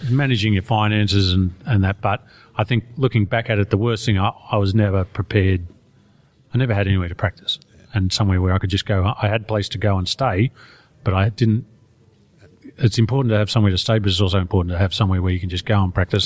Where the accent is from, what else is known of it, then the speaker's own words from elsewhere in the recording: Australia; I'm Australian